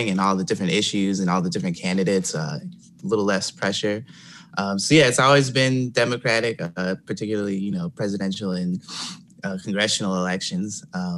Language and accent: English; Michigan, United States; also born or lived in Detroit; I'm 38, born and raised in Michigan. I've lived in Detroit city for the past, I'd say, 15, 16 years.